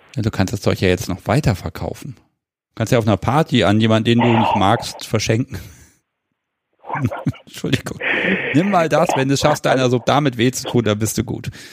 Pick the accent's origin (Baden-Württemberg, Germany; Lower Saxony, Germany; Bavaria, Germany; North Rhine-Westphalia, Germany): Lower Saxony, Germany; Hanover area; ich bin ja kein Hannoveraner, ich komme ja aus dem Umland.